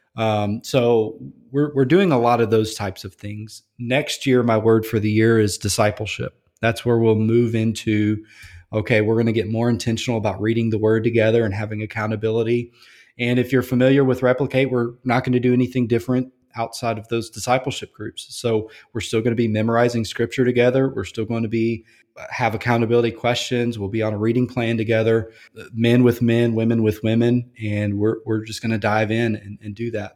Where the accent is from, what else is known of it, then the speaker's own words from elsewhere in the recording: Louisiana, United States; moved away; I grew up in Louisiana